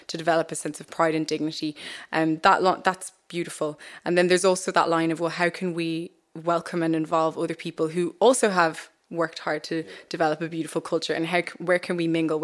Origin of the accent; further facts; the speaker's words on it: Maynooth, Leinster, Ireland; also born or lived in Gambia / Sierra Leone; we grew up in Kildare. There were two black families in Maynooth